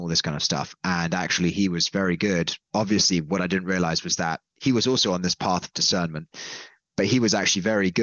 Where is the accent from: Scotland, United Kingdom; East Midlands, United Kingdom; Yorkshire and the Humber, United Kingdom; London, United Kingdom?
London, United Kingdom; I'm from London originally